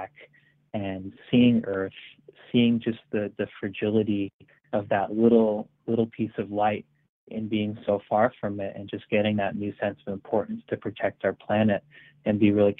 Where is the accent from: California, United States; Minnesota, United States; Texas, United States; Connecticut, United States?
Connecticut, United States; Marlborough; Marlborough, my hometown